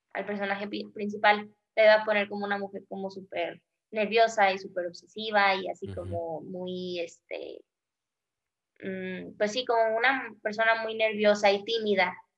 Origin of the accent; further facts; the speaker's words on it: Mexico; nosotros como mexicanos